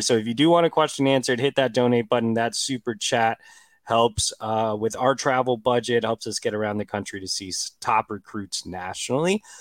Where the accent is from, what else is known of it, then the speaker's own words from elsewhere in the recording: Texas, United States; I'm from Texas